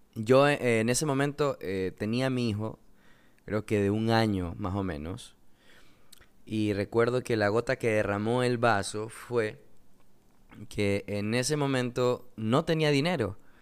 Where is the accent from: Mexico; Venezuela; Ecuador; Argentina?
Ecuador; Coast; soy de Ecuador, eh, vivo en la costa